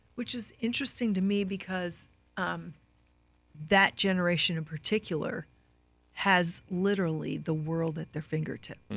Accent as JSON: {"language": "English", "region": "Midwest", "country": "United States", "said": "both Lyle and I are from the Midwest"}